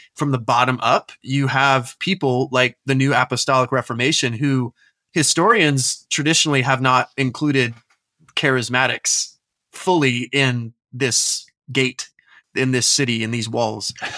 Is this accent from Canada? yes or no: no; Tampa, Florida, United States; moved away as an adult; also born or lived in New Orleans / Washington, D.C. area; now in Aberdeen, United Kingdom; I was raised in Tampa Bay, Florida